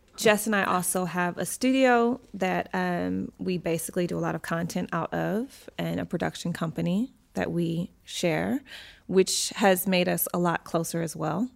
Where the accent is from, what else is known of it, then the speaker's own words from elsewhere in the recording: Michigan, United States; moved away; my hometown of Michigan